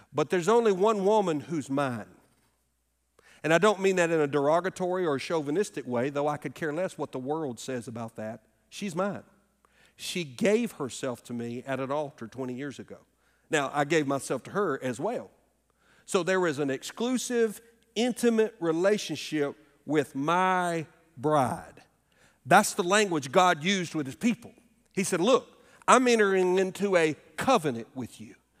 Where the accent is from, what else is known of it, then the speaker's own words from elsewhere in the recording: Alabama, United States; moved away; my home state of Alabama